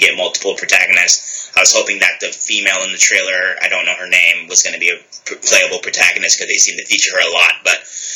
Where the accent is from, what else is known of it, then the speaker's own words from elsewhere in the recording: United States; as an American